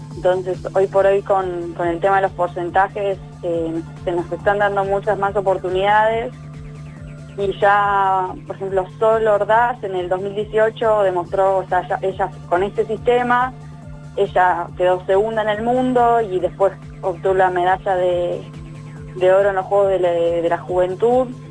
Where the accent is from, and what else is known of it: Argentina